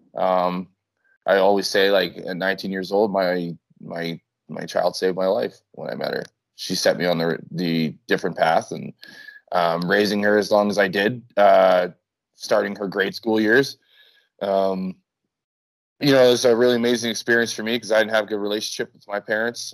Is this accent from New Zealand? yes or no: no; Winnipeg, Manitoba, Canada; moved away as an adult; now in Mexico; I'm from Winnipeg